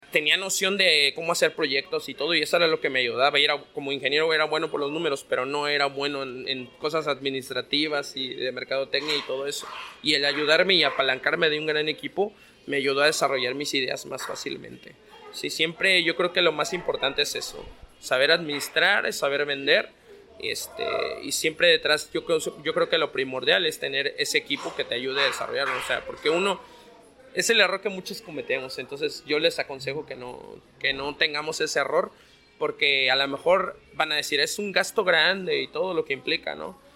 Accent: Mexico City, Mexico; moved away; yo soy originario de la Ciudad de México

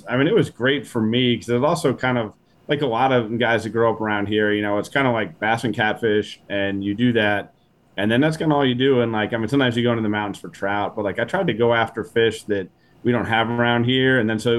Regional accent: East Coast, United States; growing up on the East Coast and not traveling through the Midwest much at all, I kind of expected it all to be flat

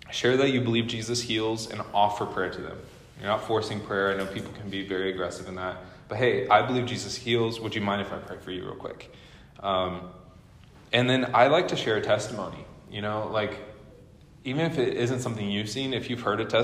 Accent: Midwest, United States; now in Seattle, United States; I'm telling you in Seattle specifically, we came from the Midwest, and so it's very different, different culture and everything.

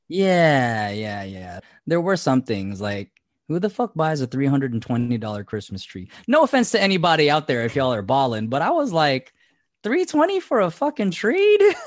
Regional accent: Fairfield, California, United States; also born or lived in Seattle; when I moved from Seattle back home, which was the Vacaville, Fairfield area

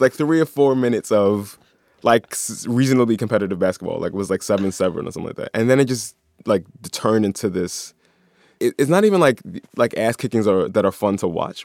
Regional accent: Philadelphia, Pennsylvania, United States; I'm from South Philly. I grew up a couple miles away from where the Sixers used to play back then

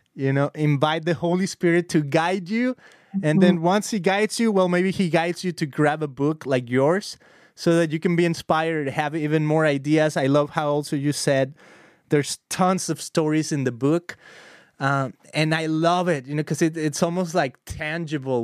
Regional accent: Guadalajara, Jalisco, Mexico; now in Costa Mesa, United States; we grew up together in Costa Mesa, I mean, in Guadalajara many years ago

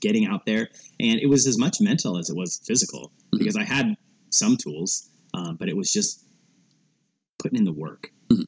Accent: Portland, Oregon, United States; growing up in Portland

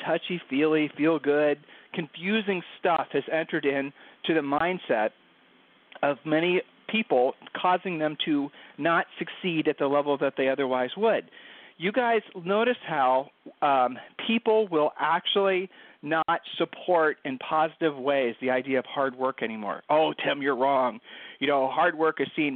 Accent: Ohio, United States; we're from Ohio, and people from Ohio have a tendency to sort of, you know, be really honest

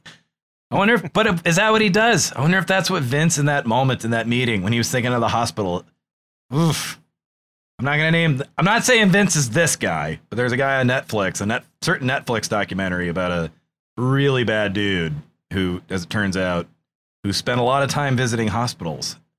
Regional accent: New England, United States; I'm from New England

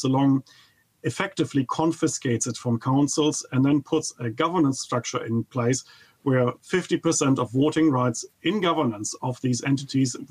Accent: Germany; English is a second language; moved away as an adult; now in New Zealand; I come from Germany, and of course you could never tell from my accent

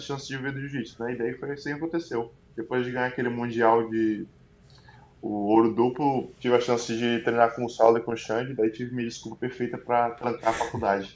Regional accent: Fortaleza, Ceará, Brazil; moved away as an adult; eu sou de Fortaleza

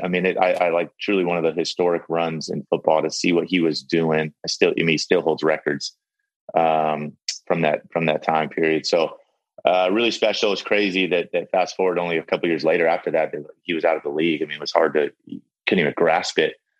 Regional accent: San Diego, California, United States; I'm from I'm from San Diego

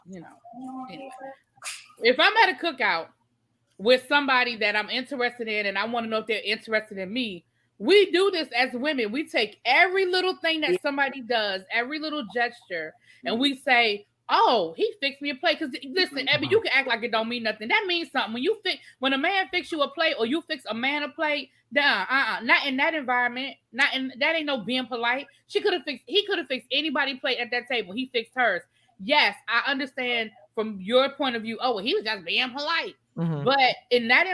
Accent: Washington, District of Columbia, United States; I'm from DC

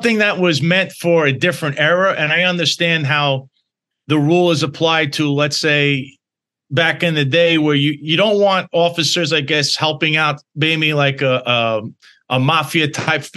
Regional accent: New York City, New York, United States; also born or lived in Bensonhurst, Brooklyn / Florida / Staten Island; Originally, I'm from Bensonhurst, Brooklyn. That's where I was born. You know, I was born there in 1982. I spent a little time in Florida as a child also. But I grew up then in Dyker Heights

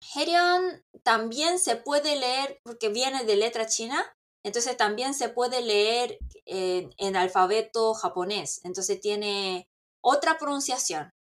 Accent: South Korea; yo soy coreana

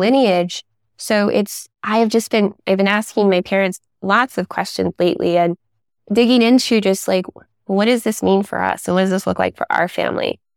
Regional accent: San Jose, California, United States; I was raised in Silicon Valley, white suburbia, working class parents

